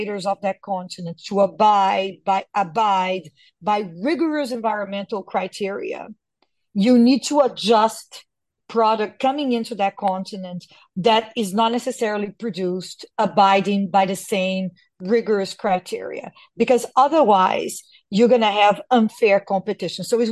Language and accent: English; Brazil; born or raised there